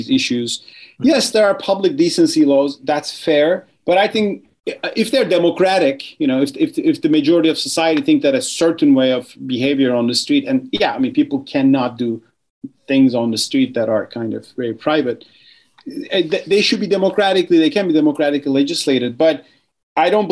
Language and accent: English; Turkey; my home country, Turkey